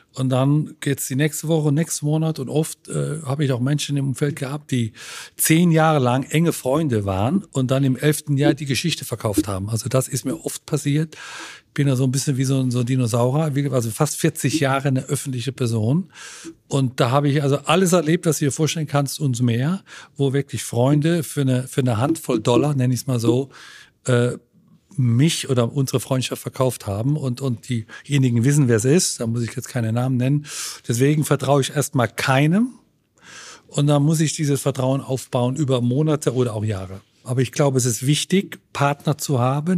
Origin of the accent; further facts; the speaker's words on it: Germany; moved away as an adult; now in Italy; mag die deutsche Kultur und mag so meine Heimat